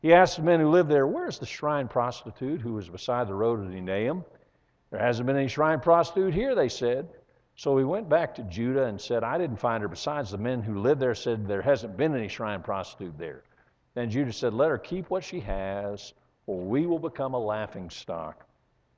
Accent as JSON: {"language": "English", "region": "Western Pennsylvania", "country": "United States", "tie": "born or raised there", "moved": "yes", "said": "I grew up in Western Pennsylvania in churches that made this look like a mega church"}